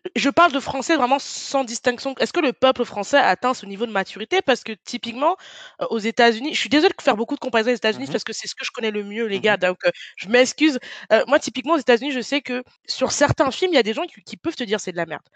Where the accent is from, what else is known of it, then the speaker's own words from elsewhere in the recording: France; je suis née en France, j'ai grandi en France.